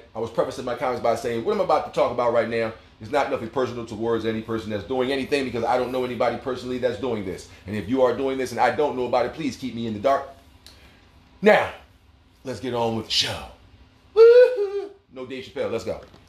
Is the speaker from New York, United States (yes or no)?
yes; Hollis, New York, United States; I'm from Hollis, Queens, and they can kick rocks.